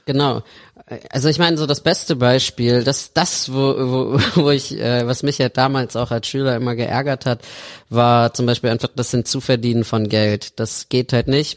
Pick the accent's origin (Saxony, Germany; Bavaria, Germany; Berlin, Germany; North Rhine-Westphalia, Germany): North Rhine-Westphalia, Germany; Alfter; komme ich halt aus Alfter. Das ist so ein kleines Städtchen um Bonn herum.